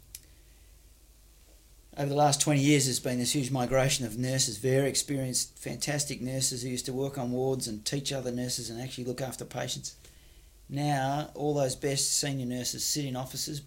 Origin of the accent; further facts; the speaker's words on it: Perth area, Western Australia, Australia; also born or lived in Warwick, Western Australia; now in Fremantle, Australia; my earliest childhood was it was in Warwick in the northern suburbs, and then we moved down to Frio later, and then it was all just bush and wilderness